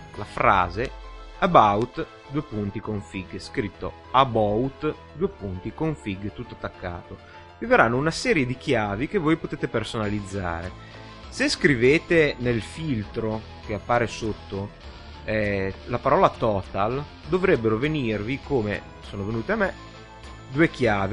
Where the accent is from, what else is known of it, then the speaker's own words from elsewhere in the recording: Liguria, Italy; da buon ligure